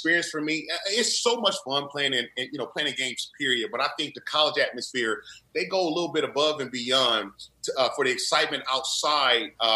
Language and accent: English; Indiana, United States; growing up in Indiana